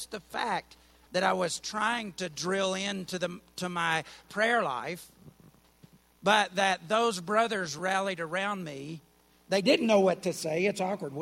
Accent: Alabama, United States; moved away; I'm from Alabama

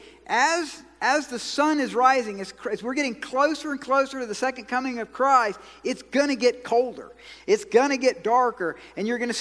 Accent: Georgia, United States; I'm from Georgia.

